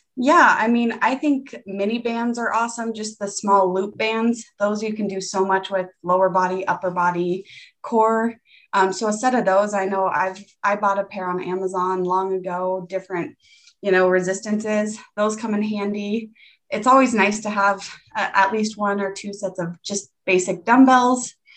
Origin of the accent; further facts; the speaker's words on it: Greeley, Colorado, United States; also born or lived in Severance, Colorado; I was born in Greeley, Colorado, and I currently live in Severance, Colorado, which is like 15 minutes away from my hometown